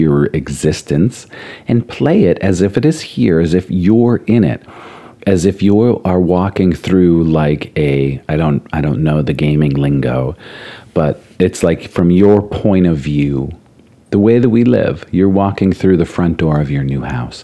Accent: Hazleton, Pennsylvania, United States; I grew up in the Hazleton area, and I just say it's the Poconos

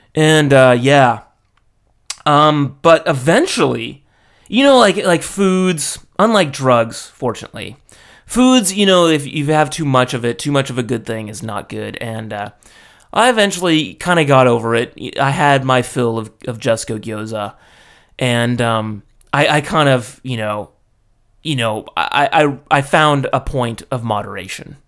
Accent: United States; moved away as an adult; now in Japan; being American

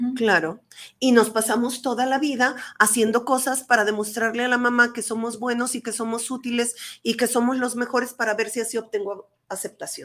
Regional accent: Mexico; yo soy madre mexicana

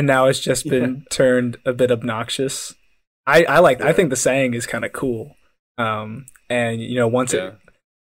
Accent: United States; we're American

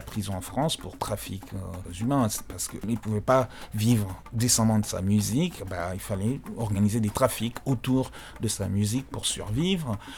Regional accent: DR Congo; on est congolais

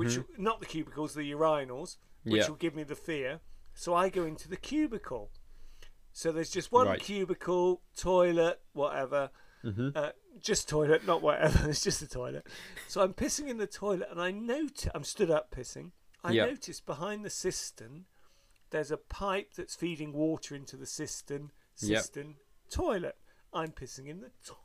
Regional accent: Bristol, South West England, United Kingdom; me from Bristol

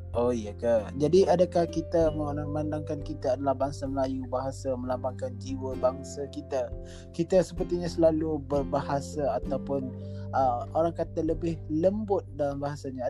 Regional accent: Malaysia; kita sebagai rakyat Malaysia

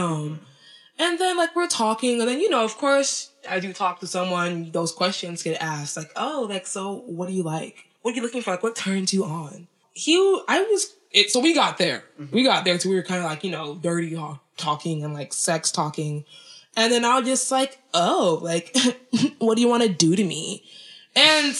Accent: Nigeria; I'm from Nigeria

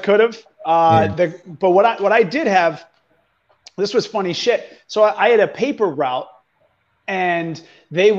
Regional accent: Portsmouth, New Hampshire, United States; I'm from Portsmouth, so it's like right, pretty much that little tip of New Hampshire on the water.

